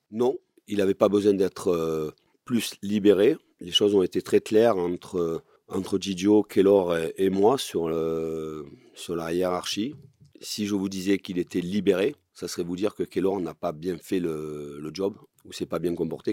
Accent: Marseille, Provence-Alpes-Côte d'Azur, France; né à Marseille, que je sois marseillais

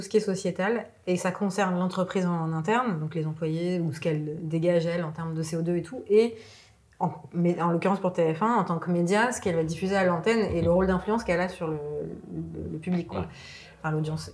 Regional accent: Lebanon; now in France; je suis née au Liban

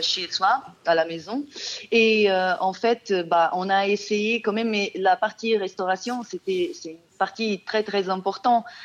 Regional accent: Portugal; French is a second language; moved away as an adult; now in France; je suis portugaise

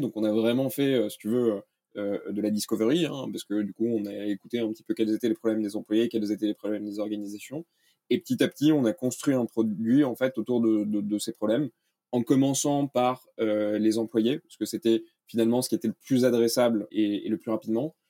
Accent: France; moved away as an adult; also born or lived in Denmark / United States; je suis né en France, j'ai vécu au Danemark

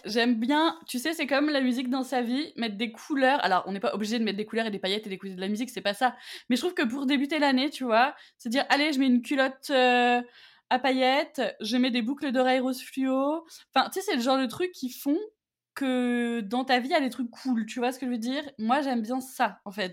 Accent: Auvergne-Rhône-Alpes, France; je viens d'Auvergne.

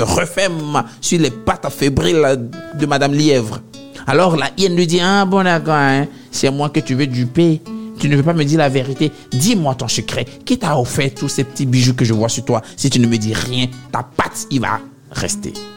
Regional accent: Abidjan, Côte d’Ivoire; chez nous à Abidjan

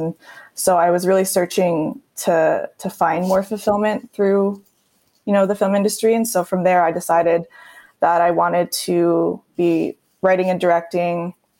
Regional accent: Surrey, British Columbia, Canada; also born or lived in Victoria, Canada; now in Vancouver, Canada; I grew up in South Surrey, White Rock area.

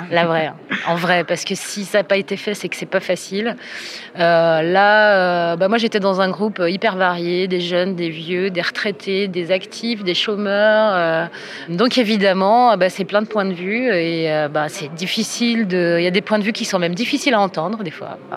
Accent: Grenoble, Auvergne-Rhône-Alpes, France; Moi, je viens de Grenoble.

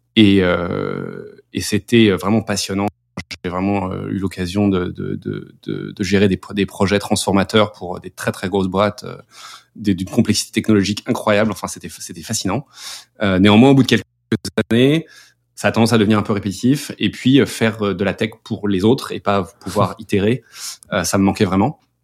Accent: France; moved away as an adult; on est petit français, euh, basé en France

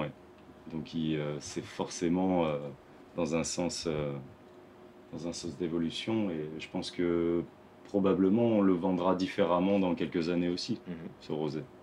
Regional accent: Lebanon; now in France; je suis libanais

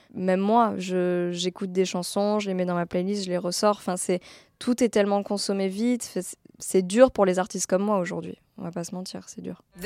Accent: France; je suis française

